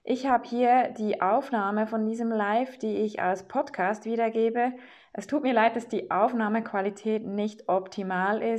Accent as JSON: {"language": "German", "country": "Switzerland", "said": "ich bin aus der Schweiz."}